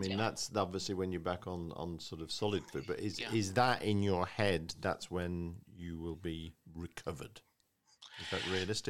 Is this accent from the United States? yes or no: no; United Kingdom; and I'm saying this as a Brit, it's a very American thing